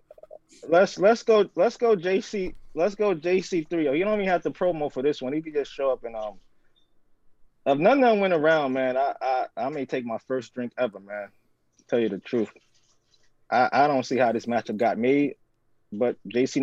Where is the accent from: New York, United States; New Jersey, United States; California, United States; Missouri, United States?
New York, United States; New York City; I'm from Brooklyn